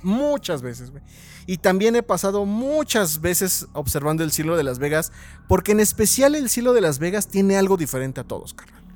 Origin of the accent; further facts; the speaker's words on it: Mexico; somos muy cabrones mexicanos